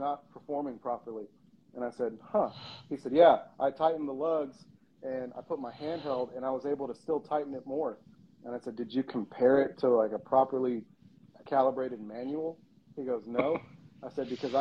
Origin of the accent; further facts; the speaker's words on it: United States; I'm not American